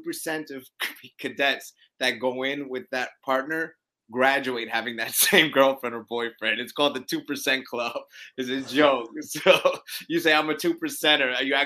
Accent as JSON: {"language": "English", "town": "Brooklyn", "region": "New York", "country": "United States", "tie": "born or raised there", "said": "I'm a New Yorker. Grew up in Brooklyn."}